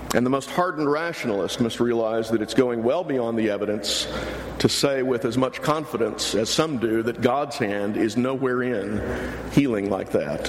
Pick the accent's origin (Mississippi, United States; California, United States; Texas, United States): Texas, United States; near Houston; I grew up near Houston.